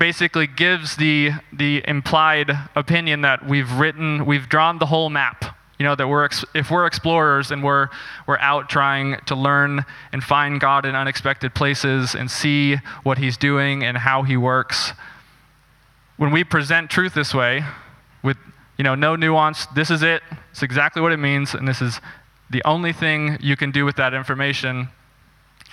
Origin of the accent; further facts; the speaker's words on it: Northeast Texas, United States; I grew up in Texas as a missionary kid in a Christian ministry there for a lot of years.